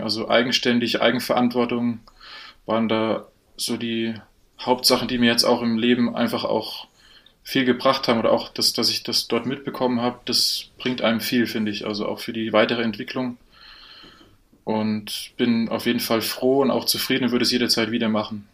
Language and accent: German; a village an hour from Erfurt, Thuringia, Germany; moved away as an adult; now in Munich, Germany; ich komme ursprünglich nicht aus Erfurt, sondern eine Stunde weg